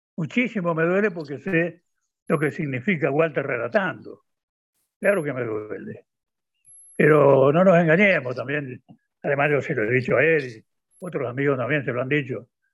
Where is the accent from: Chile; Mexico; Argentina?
Argentina; Soy argentino